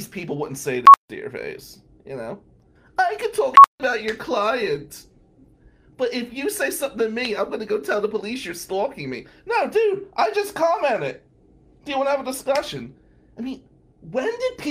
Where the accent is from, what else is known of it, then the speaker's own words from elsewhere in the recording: New Jersey, United States; accent: Jersey; my bald Jersey-speaking ass